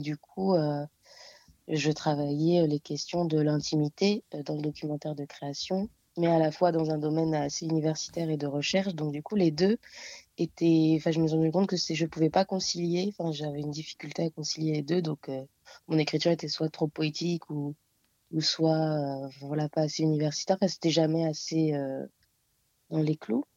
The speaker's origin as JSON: {"language": "French", "country": "Réunion", "moved": "as an adult", "lives_now": "Paris, France", "said": "je viens de l'île de la Réunion, donc ça fait euh, cinq ans que je suis ici"}